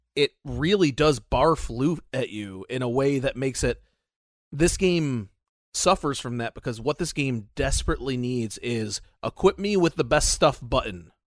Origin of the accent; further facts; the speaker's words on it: United States; we're both American